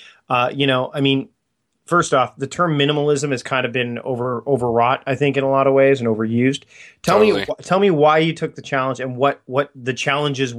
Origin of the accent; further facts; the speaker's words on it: Hamilton, Ontario, Canada; moved away; also born or lived in Vancouver Island; I'm originally from the Hamilton area. But I actually spent my high school years in a town called Waterdown